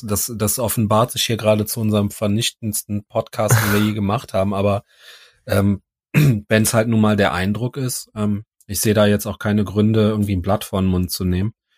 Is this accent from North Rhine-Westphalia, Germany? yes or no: yes; Cologne, North Rhine-Westphalia, Germany; wir sind ja Kölner